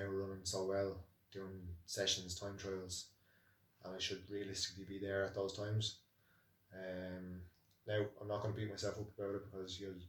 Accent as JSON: {"language": "English", "town": "Naas", "region": "Leinster", "country": "Ireland", "tie": "born or raised there", "said": "From Nace, my hometown"}